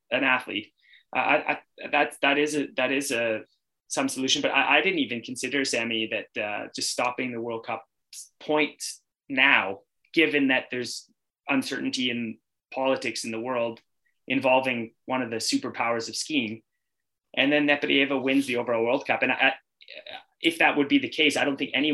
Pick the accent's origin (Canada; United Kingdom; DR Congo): Canada; I'm Canadian